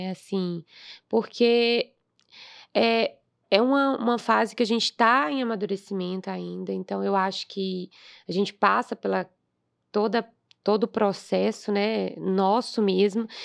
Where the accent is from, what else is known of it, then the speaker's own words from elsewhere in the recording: Bahia, Brazil; moved away as an adult; now in Belo Horizonte, Brazil; Na verdade, eu sou da Bahia.